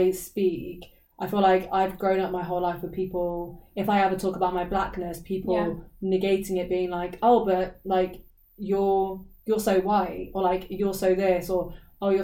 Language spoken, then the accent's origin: English; Reading, South East England, United Kingdom; I'm the UK, England, Reading.